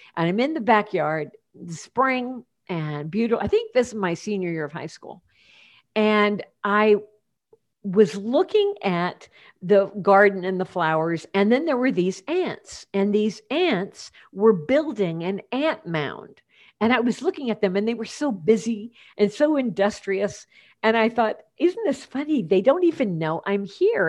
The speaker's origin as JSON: {"language": "English", "town": "Champaign", "region": "Illinois", "country": "United States", "tie": "born or raised there", "also_born_or_lived": "Portland, Oregon", "moved": "as an adult", "said": "my hometown is Champaign, Illinois"}